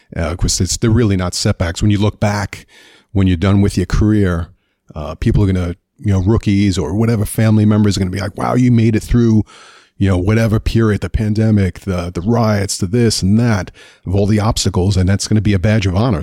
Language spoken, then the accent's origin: English; New York City, New York, United States; moved away; Grew up in Queens, New York